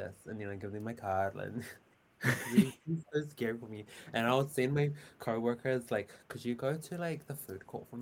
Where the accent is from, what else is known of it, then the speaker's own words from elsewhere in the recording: Auckland, New Zealand; I'm from Auckland, New Zealand